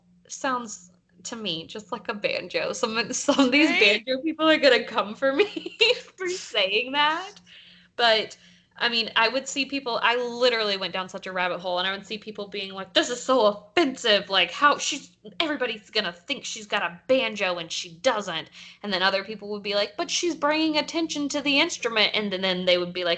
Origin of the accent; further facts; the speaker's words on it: the South, United States; we grew up in the South